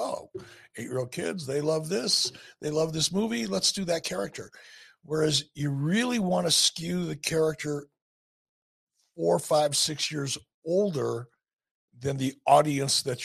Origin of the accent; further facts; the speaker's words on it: Detroit, Michigan, United States; I'm from Detroit. We live pretty much in the same neighborhood, close to it.